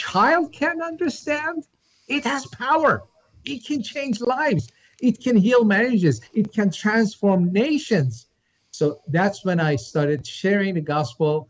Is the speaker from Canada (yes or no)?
no; Iran; moved away as an adult; now in United States; I was born in Iran as a Muslim, came to U.S. to get a PhD in AI